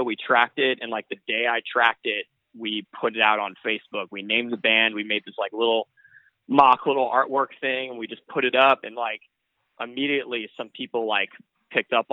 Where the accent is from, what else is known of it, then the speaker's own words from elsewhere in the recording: Bay Area, California, United States; We're from the Bay Area and California